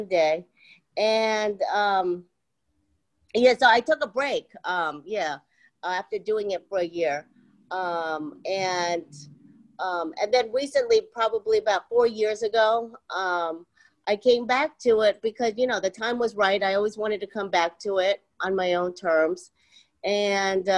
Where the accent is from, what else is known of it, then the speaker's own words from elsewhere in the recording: Columbus, Ohio, United States; moved away as an adult; also born or lived in Seoul, South Korea; now in New York City, United States; moved to Ohio when I was 2 years old. Wow. And grew up there, you know, all of my, you know, life until I went to college.